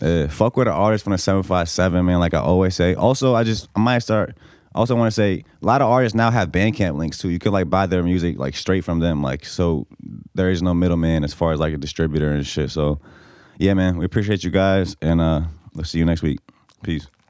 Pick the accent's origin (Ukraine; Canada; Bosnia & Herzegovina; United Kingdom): Bosnia & Herzegovina; now in Norfolk, Virginia, United States; I'm from Bosnia